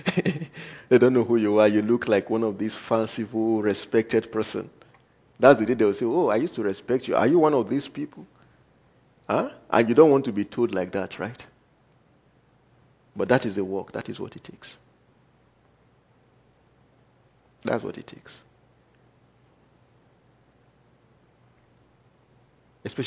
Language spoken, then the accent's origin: English; Nigeria; first language Igala; English is a second language; moved away; me, being a Nigerian